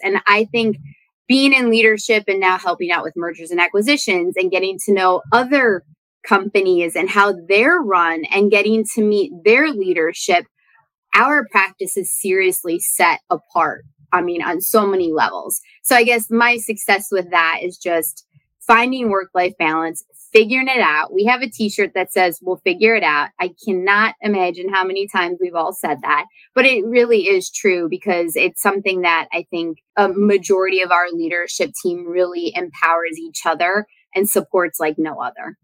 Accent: Wisconsin, United States; moved away; that is my home state

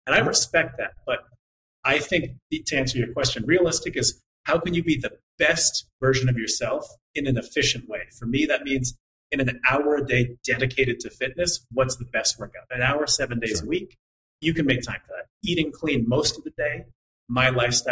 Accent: Montreal, Quebec, Canada; I'm from Montreal.

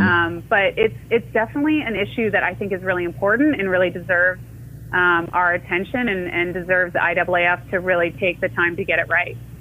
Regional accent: Orlando, Florida, United States; also born or lived in Iowa; I was born in Iowa, but yeah, I, I, grew up in Orlando.

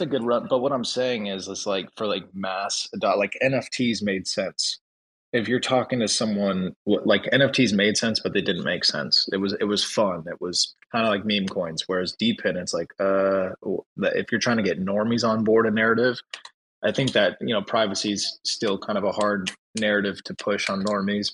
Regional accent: Orange County, California, United States; moved away as an adult; now in Indianapolis, United States; I'm from California originally, so I'm not used to the cold. I'm from Orange County and then moved out here during the pandemic.

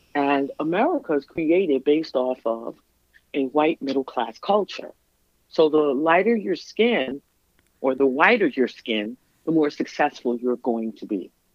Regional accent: New York City, New York, United States; moved away as an adult; now in Minnesota, United States; I was born and raised in Brooklyn, lived in Brooklyn

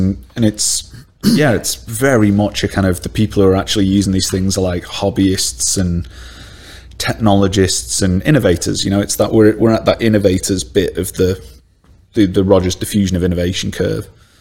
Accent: Stoke-on-Trent, West Midlands, United Kingdom; I'm from Stoke-on-Trent, yeah. I'm a Stokey.

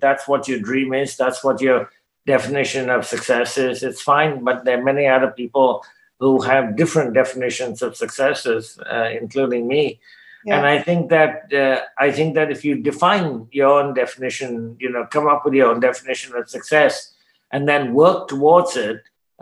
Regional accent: Canada; I'm a Canadian, I speak English

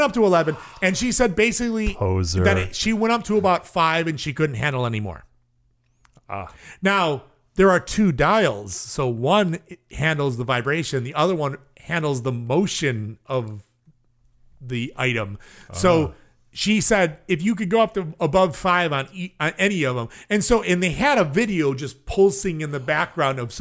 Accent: Chicago, Illinois, United States; also born or lived in Germany; I'm from Chicago.

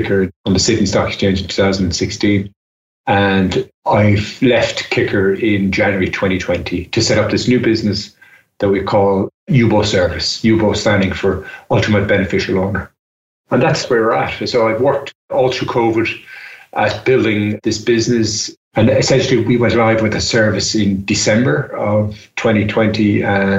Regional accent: Ireland; I'm Irish and I'm based in Ireland

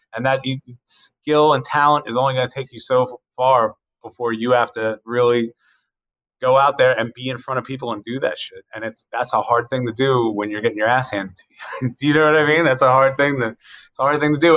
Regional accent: Carroll County, Maryland, United States; I grew up in Carroll County

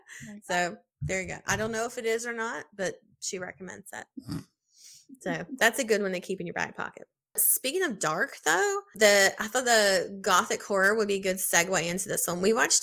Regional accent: Mississippi, United States; Had to throw that in there because I'm from the South. Shout out Mississippi.

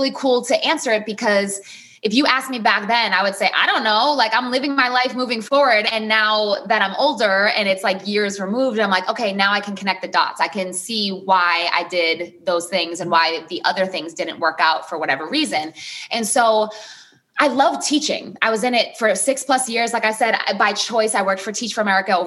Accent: Peabody, Massachusetts, United States; I am from a city just north of Boston. I'm from Peabody, not Peabody.

